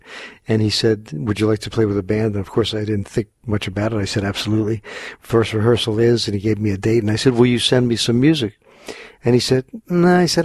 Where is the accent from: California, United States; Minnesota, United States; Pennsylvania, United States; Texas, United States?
Pennsylvania, United States; Philadelphia; moved away as an adult; also born or lived in Los Angeles, United States; now in New Jersey, United States; I grew up in Philadelphia and was playing a lot around the city